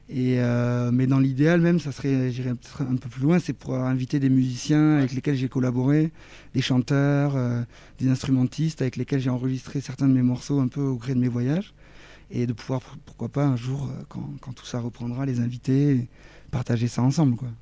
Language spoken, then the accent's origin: French; Toulouse, Occitania, France; je suis, je suis de Toulouse